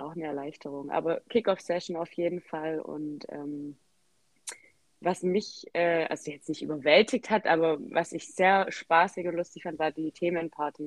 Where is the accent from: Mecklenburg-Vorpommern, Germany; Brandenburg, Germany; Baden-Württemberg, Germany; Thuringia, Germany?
Baden-Württemberg, Germany; Swabia; accent: Swabian; ich komme aus dem Schwabenland, was man sicher auch gehört. Ich bemühe mich zwar Hochdeutsch zu sprechen